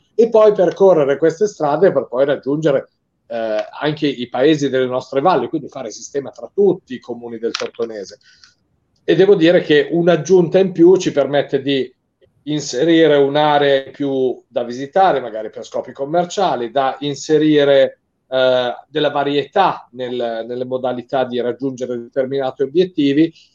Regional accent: Italy

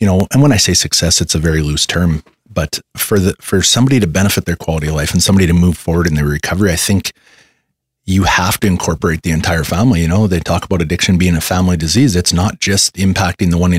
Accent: Canada; like most Canadians

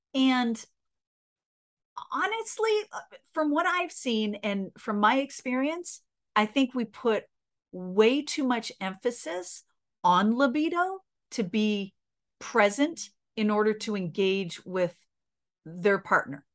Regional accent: Canada; I'm Canadian

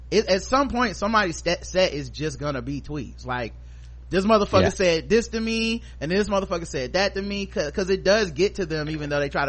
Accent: Charlotte, North Carolina, United States; I'm from Charlotte.

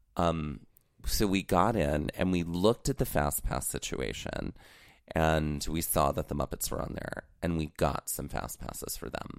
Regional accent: Mississippi, United States; Growing up in Mississippi

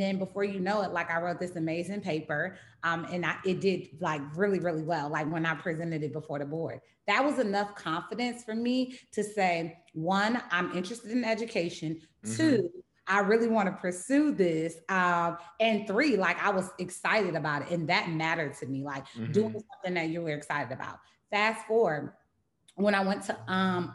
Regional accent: Charlotte, North Carolina, United States; also born or lived in California; now in Baltimore, United States; I grew up in Charlotte, North Carolina

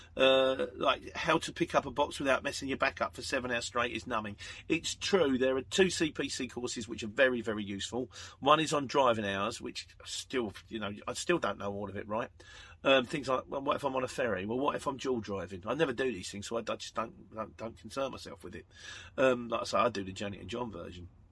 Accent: Luton, East of England, United Kingdom; I am from Luton

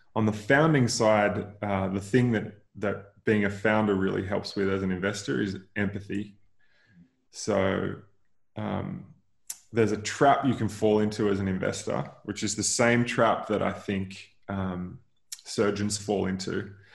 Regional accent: near Noosa, Queensland, Australia; So I grew up in Queensland, like 45 minutes outside of Noosa in the in the hinterland

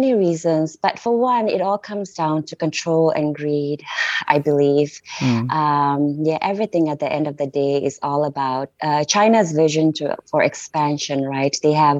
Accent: India; also born or lived in Nepal; I was born and raised in India and Nepal. Yeah, so that's where I spent majority of my childhood, between India, parts of India and Nepal.

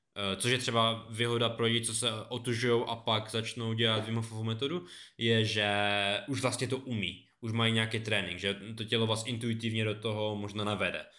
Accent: Beskydy, Czechia; U nás na Beskydách

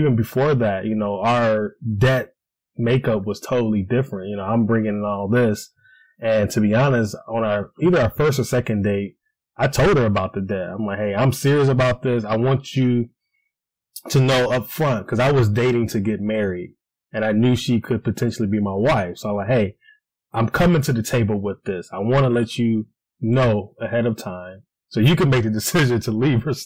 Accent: Cleveland, Ohio, United States; moved away as an adult; now in Columbus, United States; I'm originally from Cleveland, but moved down to Columbus, Ohio.

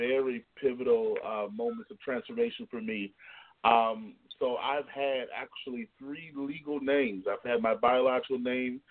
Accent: Southwest Michigan, United States; moved away as an adult; also born or lived in Indiana / Chicago / North Carolina / South Carolina; now in Columbus, United States; born and raised in the Midwest. I'm from Michigan originally, Southwest Michigan

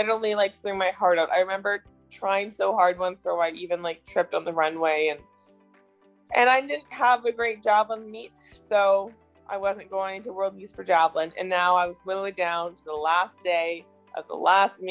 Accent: Canada; my home country.

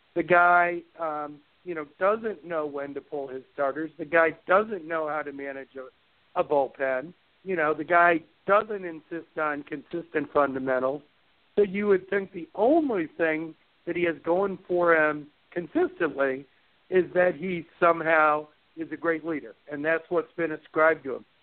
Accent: Chicago, Illinois, United States; I grew up in Chicago

